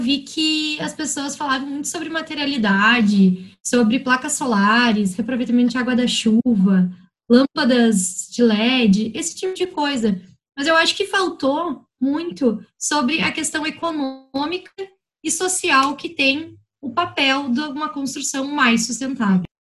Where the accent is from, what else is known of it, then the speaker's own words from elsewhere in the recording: Porto Alegre, Rio Grande do Sul, Brazil; Eu sou nascida e residente de Porto Alegre